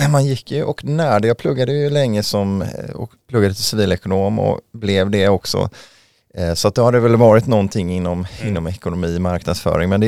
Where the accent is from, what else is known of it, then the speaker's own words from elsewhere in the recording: Mölndal, Västra Götaland, Sweden; now in Huddinge, Sweden; Nej, jag flyttade från västkusten, från Mölndal utanför Göteborg, 1999, mm.